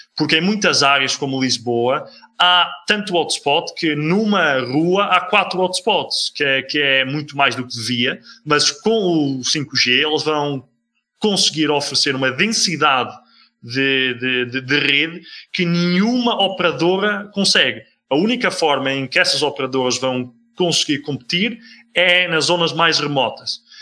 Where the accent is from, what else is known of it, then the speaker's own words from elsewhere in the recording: Netherlands; now in Portugal; Eu sou holandês